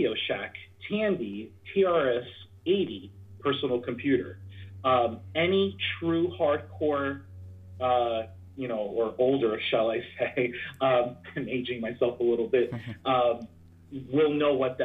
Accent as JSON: {"language": "English", "region": "New Jersey", "country": "United States", "said": "I'm from New Jersey."}